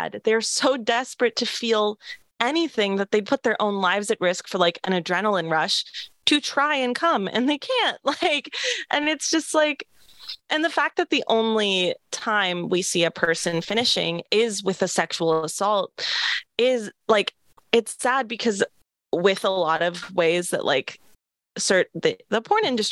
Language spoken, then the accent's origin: English; Seattle, Washington, United States; I'm from Seattle